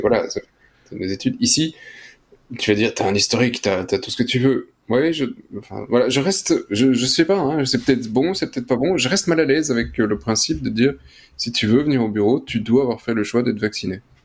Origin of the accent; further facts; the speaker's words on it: Belgium; En tant que Belge